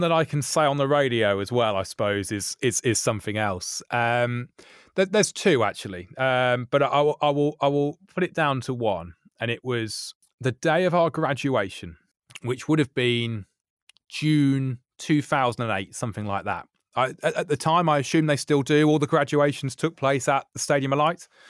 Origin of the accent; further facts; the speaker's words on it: Birmingham, West Midlands, United Kingdom; moved away as an adult; also born or lived in Gloucestershire / Sheffield; I came back home to Birmingham after what would that have been, about twelve years away